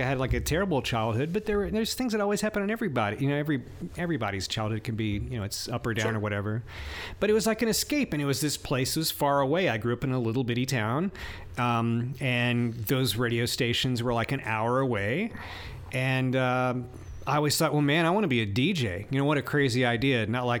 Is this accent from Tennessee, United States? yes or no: yes; Lewisburg, Tennessee, United States; I was 14, and there was this guy named Bob Smart in my hometown, Lewisburg. Yo-Yo, represent Tennessee.